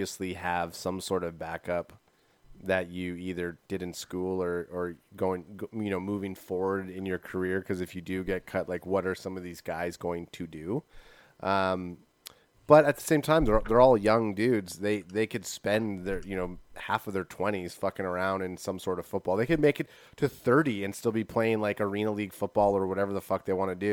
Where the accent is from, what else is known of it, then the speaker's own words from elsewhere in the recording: Canada; we are Canadian here